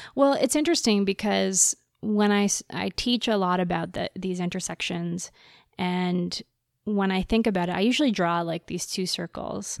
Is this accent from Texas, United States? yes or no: yes; Texas, United States; moved away; I'm from the States, I'm from Texas